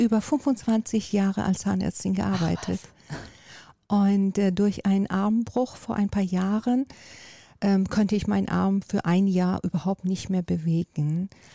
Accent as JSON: {"language": "German", "country": "Iran", "tie": "born or raised there", "also_born_or_lived": "Miami, United States / Lago Maggiore, Italy", "moved": "yes", "lives_now": "Hamburg, Germany", "said": "Ich komme ja aus Persien"}